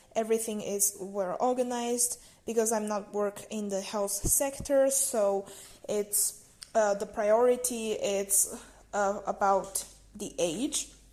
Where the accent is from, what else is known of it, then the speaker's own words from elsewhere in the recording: China; now in Netherlands; I'm from China and I'm studying in the Netherlands right now.